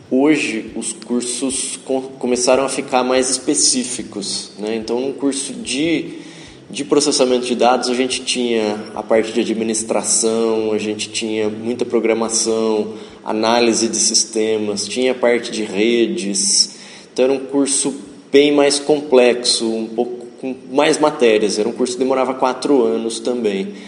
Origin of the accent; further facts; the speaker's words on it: Tupã, São Paulo, Brazil; moved away as an adult; now in Ourinhos, Brazil; eu vim de Tupã para cá, minha família é de lá, ainda moram lá. E eu vim em 2000 para cá para estudar na FATEC.